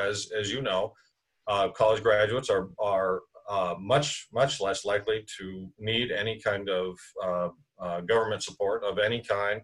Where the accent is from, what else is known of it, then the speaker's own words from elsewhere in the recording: Tucson, Arizona, United States; Tucson's my hometown